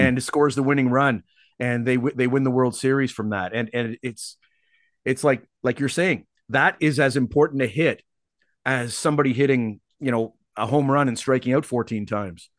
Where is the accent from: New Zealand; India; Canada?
Canada; also born or lived in Seattle, United States; now in Vancouver, Canada; as a Canadian